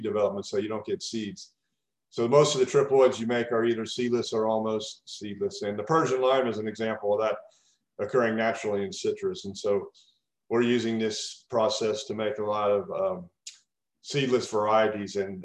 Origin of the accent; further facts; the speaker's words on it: Kentucky, United States; moved away as an adult; now in Florida, United States; I grew up in Kentucky, and I did my PhD at the University of Kentucky